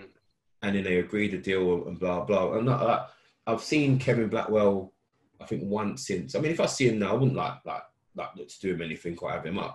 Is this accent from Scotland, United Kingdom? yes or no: no; London, United Kingdom; moved away as an adult; I'm this guy from London